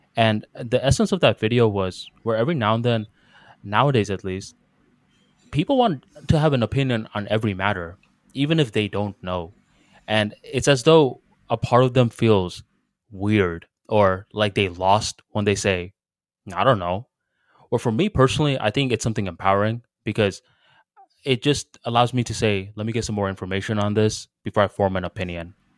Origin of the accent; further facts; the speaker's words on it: United States; I'm from America